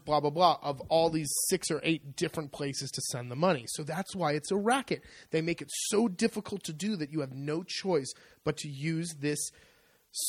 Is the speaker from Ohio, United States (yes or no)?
no; California, United States; moved away as an adult; now in Italy; I grew up in California